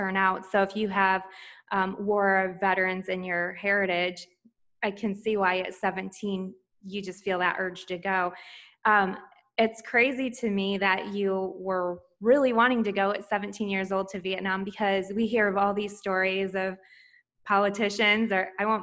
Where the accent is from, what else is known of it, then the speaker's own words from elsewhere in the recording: Michigan, United States; now in Florida, United States; I'm from Michigan